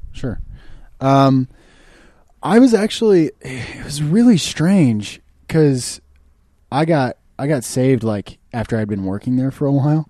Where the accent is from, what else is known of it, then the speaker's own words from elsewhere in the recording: Kansas City, Missouri, United States; moved away as an adult; now in Los Angeles, United States; I'm from Kansas City, Missouri originally